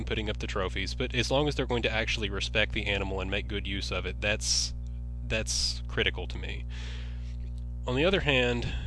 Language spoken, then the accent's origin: English; Western Kentucky, United States; I grew up in Western Kentucky